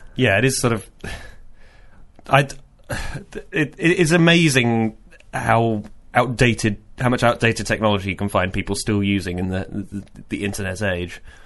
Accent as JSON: {"language": "English", "town": "Reading", "region": "South East England", "country": "United Kingdom", "tie": "born or raised there", "moved": "yes", "said": "I'm from Reading uh, originally"}